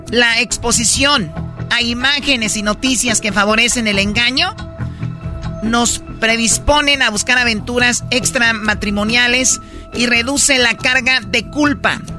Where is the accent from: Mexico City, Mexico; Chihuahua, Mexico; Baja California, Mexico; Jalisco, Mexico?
Jalisco, Mexico; Tepatitlán; Soy una mujer tradicional y yo soy de Tepatitlán, Jalisco y soy